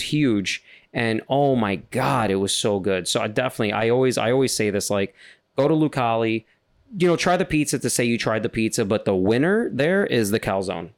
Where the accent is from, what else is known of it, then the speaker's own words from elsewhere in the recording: New York City, New York, United States; I'm from Queens. Hear my accent